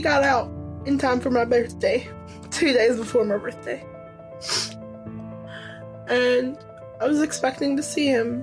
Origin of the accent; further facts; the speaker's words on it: Denton, Texas, United States; I'm from Denton, Texas